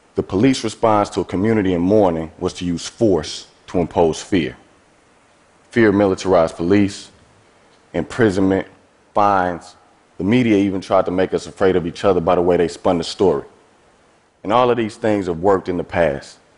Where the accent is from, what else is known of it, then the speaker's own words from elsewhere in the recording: East St. Louis, Illinois, United States; I'm from East St. Louis, Illinois. That's a small city across the Mississippi River from St. Louis, Missouri. I have lived in and around St. Louis my entire life.